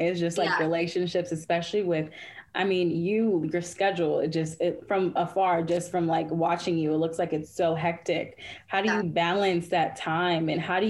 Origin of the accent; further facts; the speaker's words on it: Chicago, Illinois, United States; You got … from Chicago, my hometown